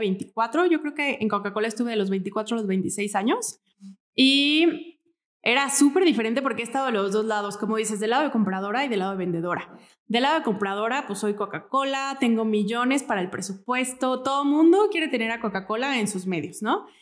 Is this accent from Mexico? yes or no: yes; Morelia, Michoacán, Mexico; Yo soy de aquí, de Morelia, born and raised